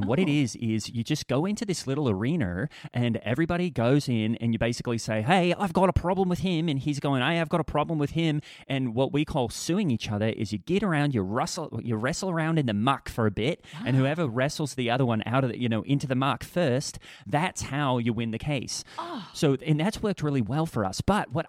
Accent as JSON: {"language": "English", "country": "Australia", "said": "and I'm from Australia with the legal system."}